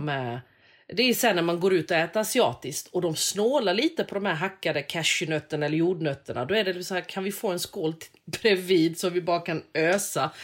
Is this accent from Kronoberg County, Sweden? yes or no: yes; Växjö, Kronoberg County, Sweden; gjorde vi hemma i Växjö